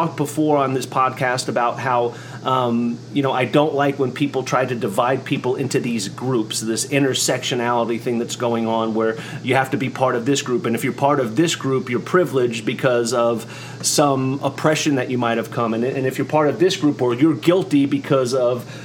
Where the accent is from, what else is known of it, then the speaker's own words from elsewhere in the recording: Oklahoma, United States; also born or lived in New York; in Oklahoma where I'm from. I was born in New York